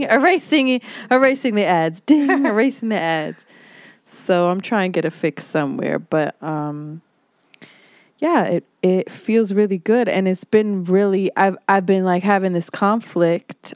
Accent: Hawaii, United States; moved away; I was born in Hawaii, and I learned how to swim at ten

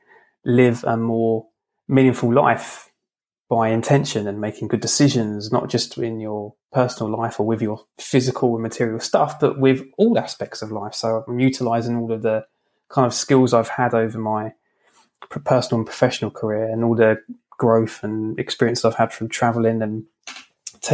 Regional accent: London, United Kingdom; I'm from London

